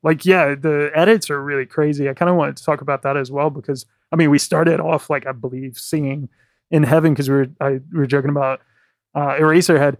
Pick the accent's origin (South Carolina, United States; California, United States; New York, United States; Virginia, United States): Virginia, United States; moved away as an adult; now in London, United Kingdom; I'm from Virginia. I never would have thought when I was a kid growing up that I'd be living in London.